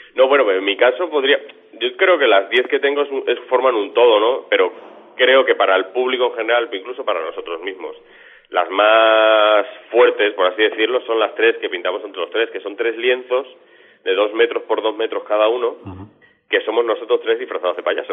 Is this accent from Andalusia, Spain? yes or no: no; Extremadura, Spain; moved away; un documental sobre seis artistas extremeños, en el cual yo también estoy